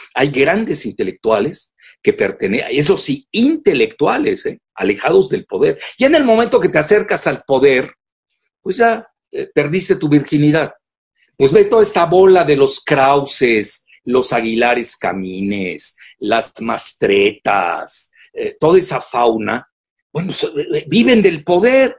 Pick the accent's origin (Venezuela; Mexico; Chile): Mexico; nosotros los mexicanos